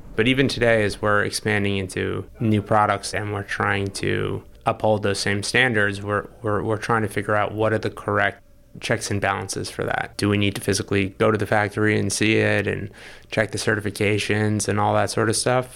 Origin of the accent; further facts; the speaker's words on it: New York City, New York, United States; I grew up in the East Village